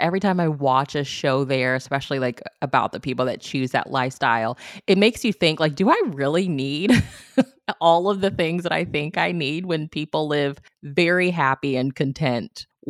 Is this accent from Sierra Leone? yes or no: no; Missouri, United States; like, I'm from Missouri, and like the part of Missouri I'm from, like the railroad has such a like huge history.